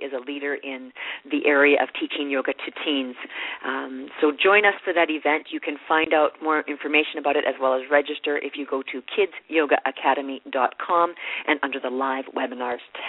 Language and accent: English; Canada; being Canadian